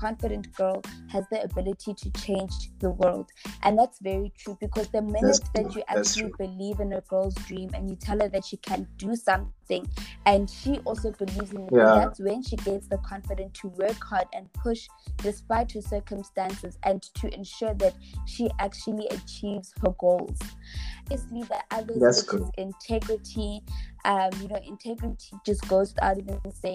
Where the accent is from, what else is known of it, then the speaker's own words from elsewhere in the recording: Johannesburg, Gauteng, South Africa; I'm from Johannesburg